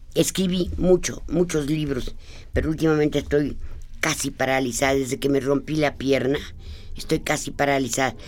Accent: Guanajuato, Mexico; antes la, casa de Guanajuato, antes donde yo nací

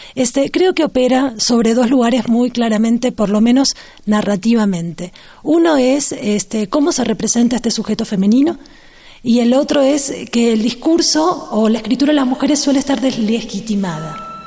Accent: Argentina; now in Mexico City, Mexico; soy argentina, vivo en la Ciudad de México

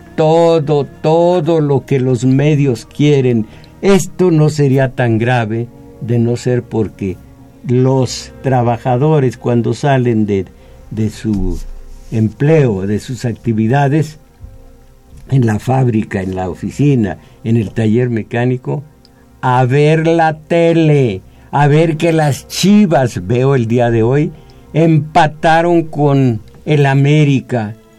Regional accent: Mexico

